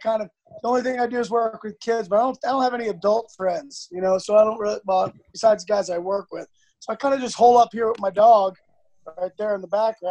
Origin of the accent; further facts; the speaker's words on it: Long Island, New York, United States; Well, I'm a New Yorker, and I'm a Long Island guy.